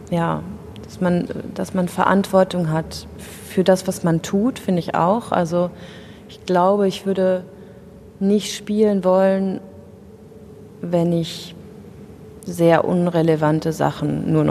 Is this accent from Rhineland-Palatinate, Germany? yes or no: yes; Rhineland-Palatinate, Germany; Die wohnt nämlich noch in der schönen Pfalz, wo ich herkomme.